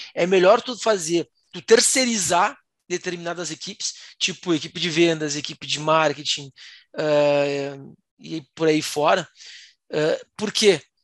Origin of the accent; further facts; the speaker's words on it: Rio Grande do Sul, Brazil; eu sou do Rio Grande do Sul